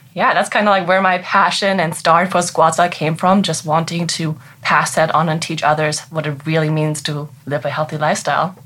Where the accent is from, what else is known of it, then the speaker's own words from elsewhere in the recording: Germany; English is a second language; moved away as an adult; now in Frederick, United States; I'm actually from Germany, and I came here in 2015 as an au pair. And I just wanted to perfect my English